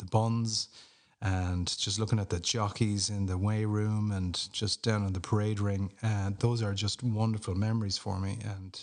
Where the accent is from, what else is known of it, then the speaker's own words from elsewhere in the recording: Clonmel, Munster, Ireland; also born or lived in Grange, County Tipperary; growing up in Clonmel in County Tipperary, but originally from Grange in Tipperary